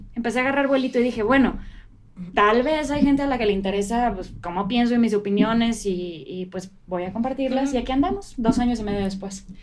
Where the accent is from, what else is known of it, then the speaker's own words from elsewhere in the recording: Querétaro, Mexico; Querétana soy